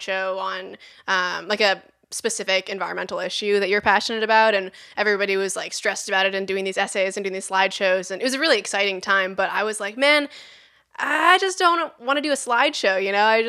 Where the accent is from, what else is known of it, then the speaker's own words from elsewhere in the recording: Maine, United States; also born or lived in England / London / Vermont; I grew up in Maine. My dad works at Bowdoin, and he's British actually. So we spent a lot of our childhood kind of like half in England and half in Maine